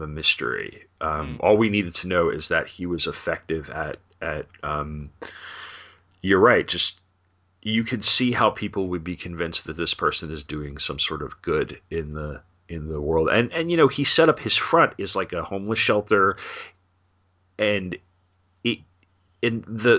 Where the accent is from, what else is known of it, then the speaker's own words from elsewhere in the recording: New York, United States; Growing up in New York